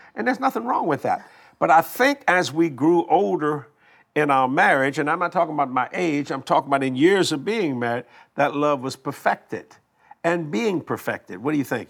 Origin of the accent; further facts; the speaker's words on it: Cajun, Louisiana, United States; We Cajun people